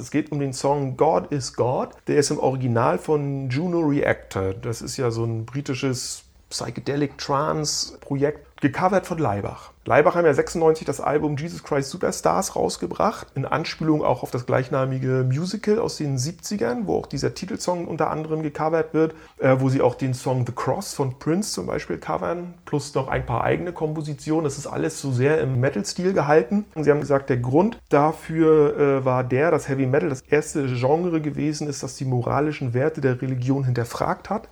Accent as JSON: {"language": "German", "town": "Stralsund", "region": "Mecklenburg-Vorpommern", "country": "Germany", "tie": "born or raised there", "moved": "yes", "said": "in meiner alten Heimatstadt Stralsund"}